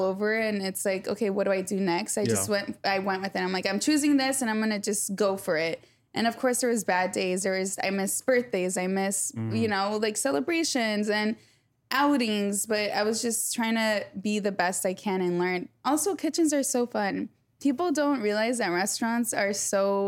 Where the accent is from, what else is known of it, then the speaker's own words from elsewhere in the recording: United States; I'm American